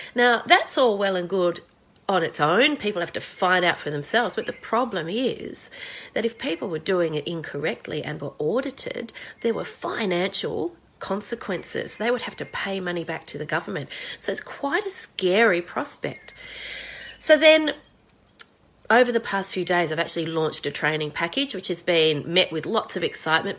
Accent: Australia

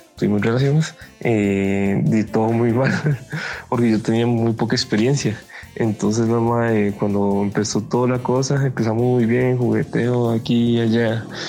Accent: Cartago, Costa Rica; moved away as an adult; also born or lived in Puntarenas; yo soy de Cartago

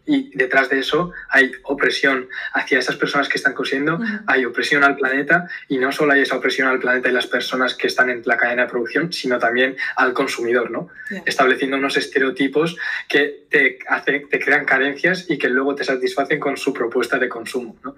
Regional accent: Zumaia, Basque Country, Spain; soy del, del País Vasco, de Zumaya, de, un pueblo pequeñito aquí en la costa vasca

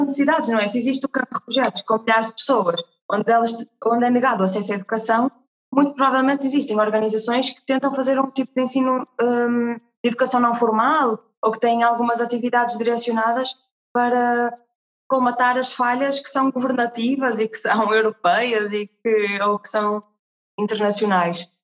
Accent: Portugal; herdamos muito da nossa, do nosso passado enquanto portugueses

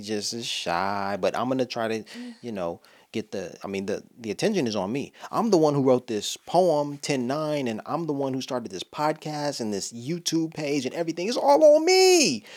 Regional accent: Los Angeles, California, United States; I'm from Los Angeles

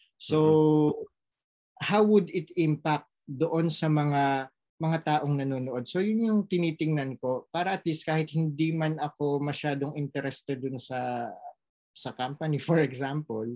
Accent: Philippines; now in France; nagampanan ko yung role ko as a citizen of the Philippines na pinag-aral ng gobyerno ng Pilipinas

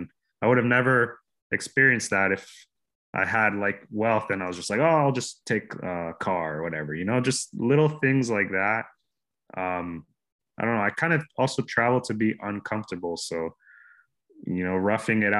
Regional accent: Miami, Florida, United States; My home base is pretty much Miami, where I'm born and raised

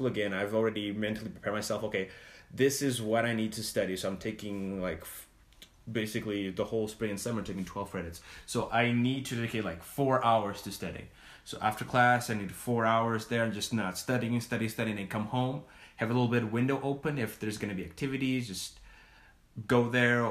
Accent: Portugal; moved away as an adult; also born or lived in Provo, Utah / Salt Lake City, Utah; now in United States; I'm from Portugal.

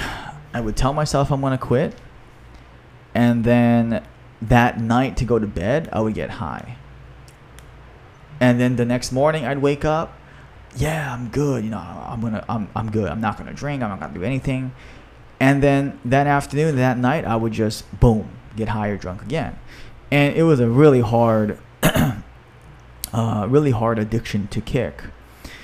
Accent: Hawaii, United States; my home state of Hawaii

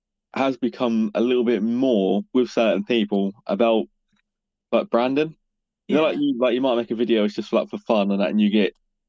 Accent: Norfolk, East of England, United Kingdom; But I mean, I'm from Norfolk

